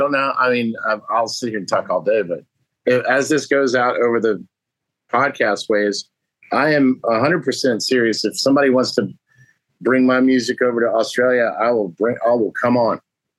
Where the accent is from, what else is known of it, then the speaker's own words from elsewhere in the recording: Keflavik, Southern Peninsula, Iceland; born there; So my dad's second to last duty station was Reykjavik, and I was born off the base in Keflavik.